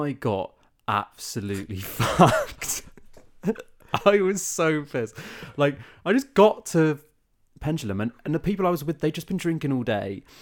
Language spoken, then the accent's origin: English; South of England, United Kingdom; we're both from the South